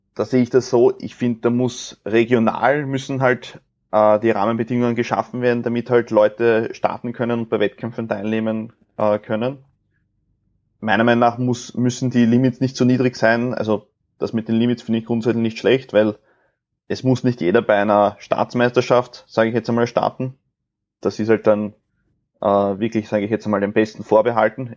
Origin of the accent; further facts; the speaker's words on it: Austria; bei uns in Österreich